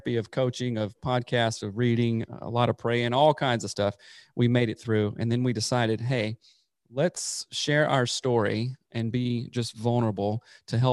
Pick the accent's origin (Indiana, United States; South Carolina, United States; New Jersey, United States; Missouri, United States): South Carolina, United States; moved away as an adult; also born or lived in Seattle; I'm originally from South Carolina, born and raised there, grew up there in the Bible Belt